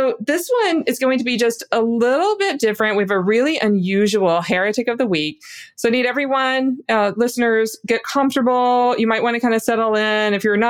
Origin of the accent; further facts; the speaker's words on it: the South, United States; Marcion, I'm from the South, too.